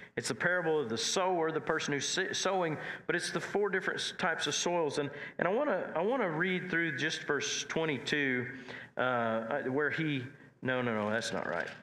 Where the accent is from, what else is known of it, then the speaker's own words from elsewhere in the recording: Nash and Watonga area, Oklahoma, United States; I was more from Nash and, and Watonga area